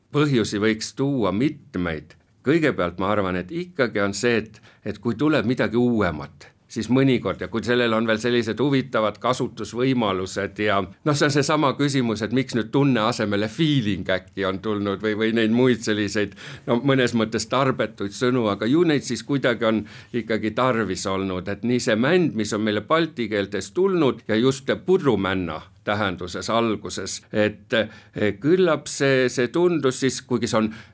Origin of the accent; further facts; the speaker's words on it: Pärnu, Pärnu County, Estonia; meie oleme Pärnust pärit